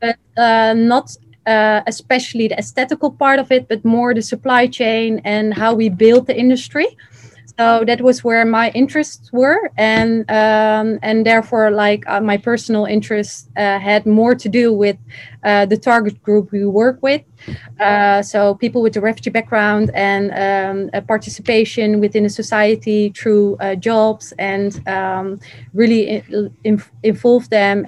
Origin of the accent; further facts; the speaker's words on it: Netherlands; also born or lived in Iraq; I'm from the Netherlands, but originally from Iraq